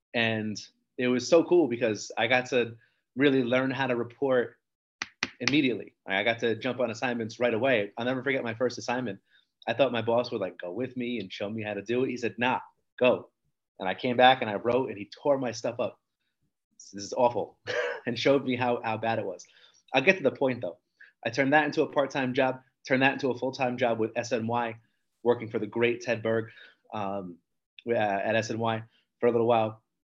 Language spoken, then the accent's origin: English; New Jersey, United States; I grew up in Apacon, New Jersey.